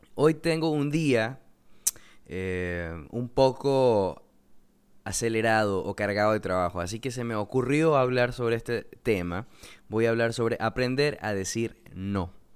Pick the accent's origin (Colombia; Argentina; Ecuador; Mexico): Ecuador; Coast; soy de Ecuador, eh, vivo en la costa